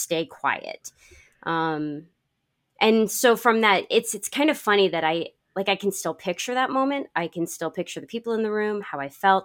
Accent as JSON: {"language": "English", "region": "Connecticut", "country": "United States", "tie": "born or raised there", "moved": "yes", "said": "I grew up in Connecticut"}